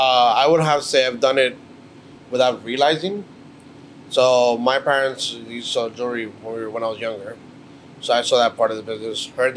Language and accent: English; New York City, New York, United States; we're originally from Mexico, our parents. We're born and raised in New York. She's originally from Brooklyn. I'm from Queens.